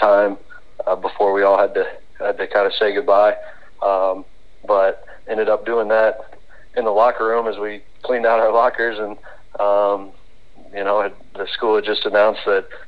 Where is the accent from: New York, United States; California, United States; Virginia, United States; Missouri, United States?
Missouri, United States; Mount Vernon; also born or lived in Camdenton, Missouri; my dad took the Mount Vernon job. I was in eighth grade, and so that Mount Vernon's kind of my hometown